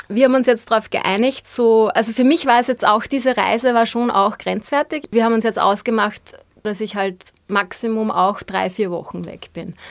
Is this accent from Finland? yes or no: no; Austria; also born or lived in Vienna / Upper Austria; wie wir in Österreich sagen